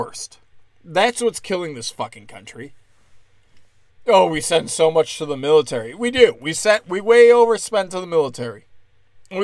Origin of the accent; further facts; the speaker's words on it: United States; as an American